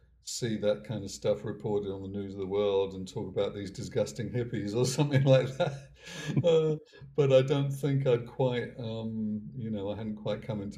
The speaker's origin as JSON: {"language": "English", "area": "Hertfordshire", "region": "East of England", "country": "United Kingdom", "tie": "born or raised there", "moved": "as an adult", "lives_now": "United States", "said": "growing up in Hertfordshire"}